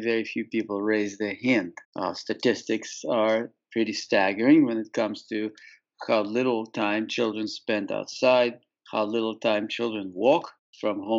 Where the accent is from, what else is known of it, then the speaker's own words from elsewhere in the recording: Saint Petersburg, Russia; moved away; also born or lived in Marlow, New Hampshire; I grew up in St. Petersburg, Russia